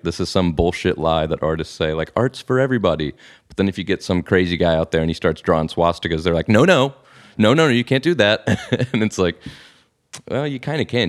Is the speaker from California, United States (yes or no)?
no; Alabama, United States; moved away as an adult; now in Netherlands; I'm from Alabama